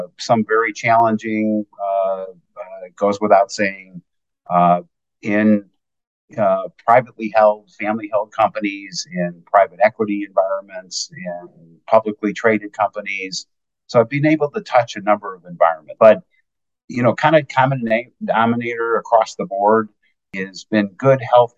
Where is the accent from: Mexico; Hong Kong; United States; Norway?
United States; Oak Park, Illinois; my hometown of Oak Park, Illinois